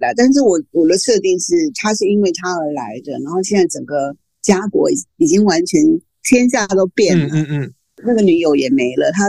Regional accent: Taiwan; 其实我应该说我是华人。嗯，那现在我就知道了。现在人家问我，我就立刻说我是台湾人。

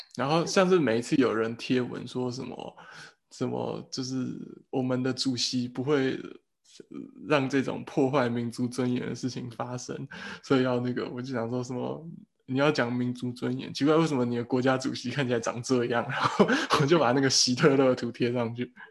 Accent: Taiwan; also born or lived in Germany; 我觉得台湾人，我们可以做的一个策略，就是我们必须让德国人发现这件事情

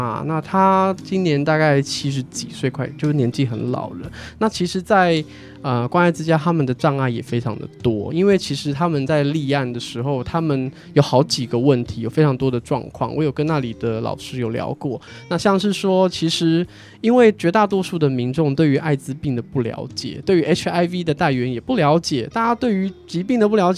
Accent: China; 我们中国人其实，在观念上有一些血缘和血统的坚持。

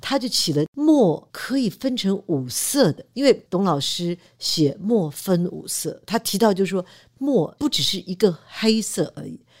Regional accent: Taiwan; also born or lived in United States; 我在台湾出生、成长

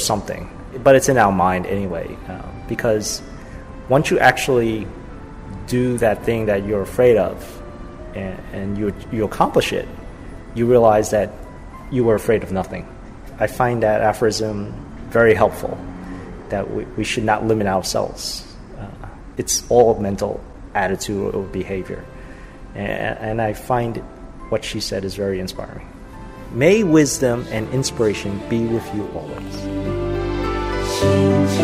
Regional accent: Taipei, Taiwan; I'm from Taipei, Taiwan

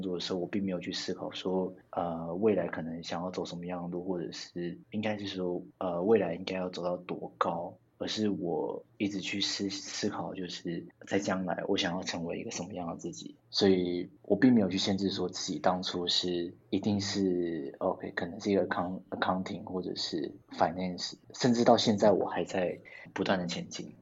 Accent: Taipei, Taiwan; also born or lived in Linkou District; 我是在台北出生长大，那我现在的住在林口区这边

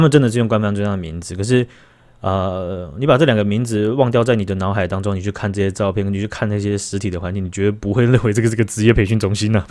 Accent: Taiwan; 我们台湾人

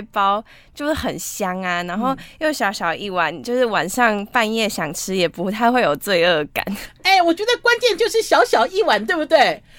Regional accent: Taiwan; 我们台湾

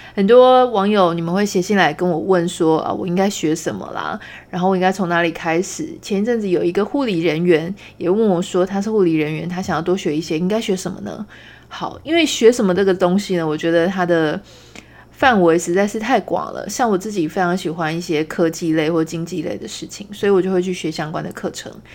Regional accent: Taiwan; 我们是台湾人

